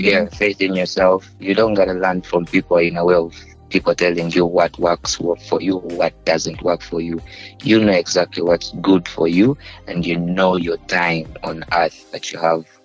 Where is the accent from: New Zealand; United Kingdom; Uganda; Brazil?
Uganda; people used to think I'm not from Uganda